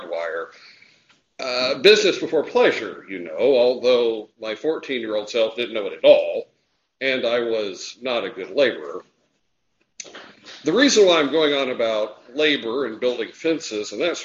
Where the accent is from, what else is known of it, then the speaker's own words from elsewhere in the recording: United States; when I was growing up in Jackson County